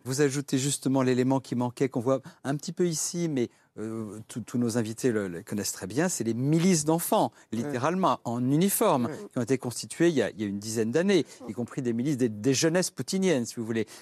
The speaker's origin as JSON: {"language": "French", "country": "France", "said": "en tant que Français"}